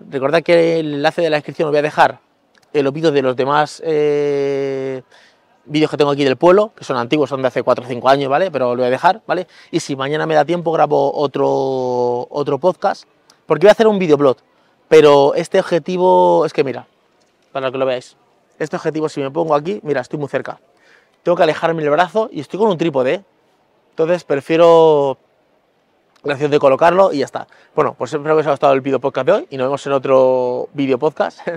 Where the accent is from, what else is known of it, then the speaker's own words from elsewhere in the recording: Guadalupe, Extremadura, Spain; a mí Guadalupe me encanta, es, mi pueblo y, tiene el monasterio y me gusta mucho pasear por las calles y todo